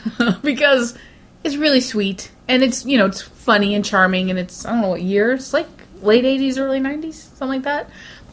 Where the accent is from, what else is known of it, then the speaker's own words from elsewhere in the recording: England, United Kingdom; I'm British, and I'm in love with Gillian Anderson.